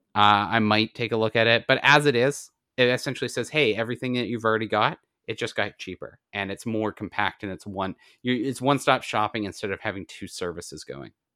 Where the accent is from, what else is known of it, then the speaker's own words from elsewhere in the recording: Canada; I'm Canadian